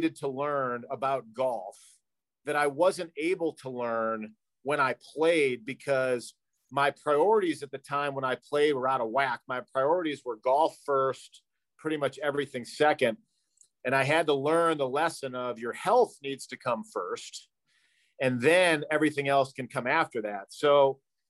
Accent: St. Louis, Missouri, United States; I grew up in St. Louis, where unfortunately drinking is very celebrated

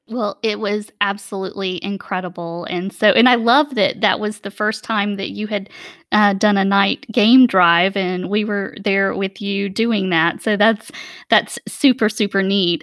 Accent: Atlanta, Georgia, United States; I'm from Atlanta

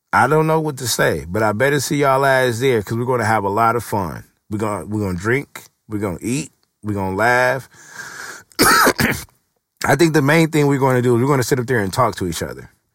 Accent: West Coast, United States; I'm from the West Coast

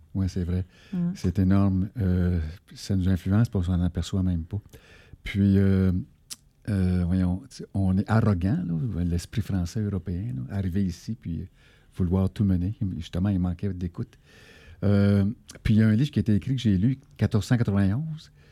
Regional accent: Abitibi, Quebec, Canada; Je viens de la BTB

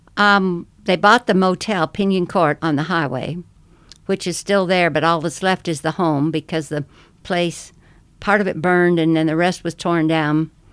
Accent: Buena Vista, Colorado, United States; born or raised there; also born or lived in Fort Dodge, Iowa

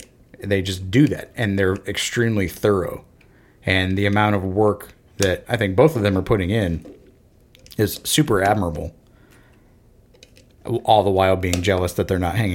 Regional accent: Florida, United States; I grew up in Florida, and football and baseball were the sports.

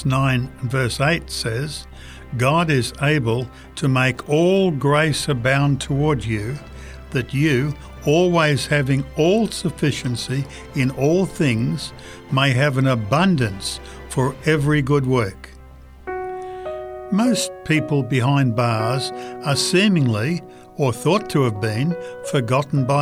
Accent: Chicago, Illinois, United States; Raised in the Chicago area as a youth, I was taught to pray and have worship

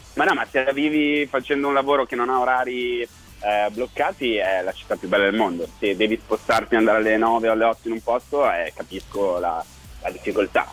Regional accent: Milan, Lombardy, Italy; moved away as an adult; also born or lived in Rome; Da milanese

